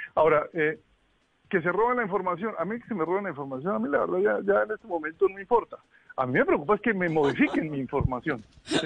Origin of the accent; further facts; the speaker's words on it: Boyacá, Colombia; now in Washington, United States; yo crecí en Boyacá